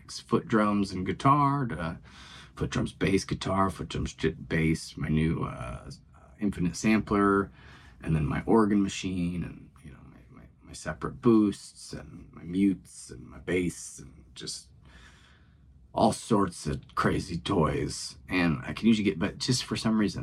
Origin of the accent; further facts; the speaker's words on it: Pontiac, United States; it's Pontiac, my hometown.